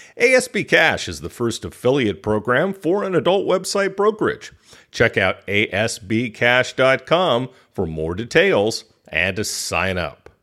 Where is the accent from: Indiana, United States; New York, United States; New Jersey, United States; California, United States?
California, United States; now in Thailand; being a Californian, and now I live in Thailand